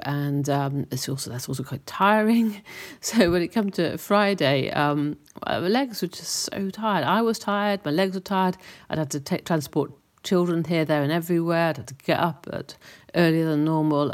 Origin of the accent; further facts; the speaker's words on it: Cheltenham, South West England, United Kingdom; moved away; my hometown in Cheltenham